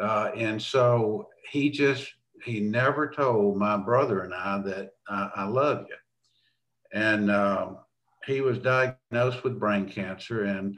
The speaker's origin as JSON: {"language": "English", "town": "Florence", "region": "Alabama", "country": "United States", "tie": "born or raised there", "said": "I grew up in Florence, Alabama. Small, conservative, dry county. Great place to grow up. We lived on the lake. We belonged to the Southern Baptist Church over there."}